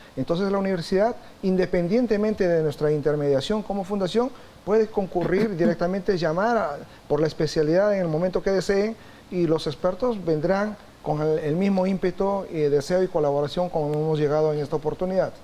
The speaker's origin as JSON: {"language": "Spanish", "country": "Peru", "tie": "born or raised there", "said": "yo soy natural de Perú"}